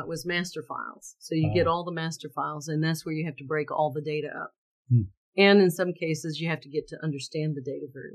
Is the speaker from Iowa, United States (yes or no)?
no; Valdosta, Georgia, United States; I grew up in Valdosta, Georgia, with a father that was a math